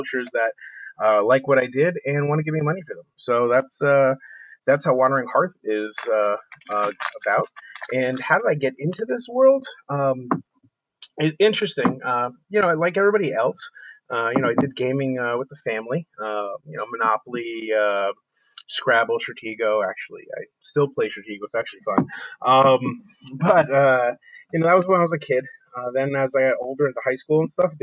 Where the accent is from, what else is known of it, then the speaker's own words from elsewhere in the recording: New Jersey, United States; I'm a kid from New Jersey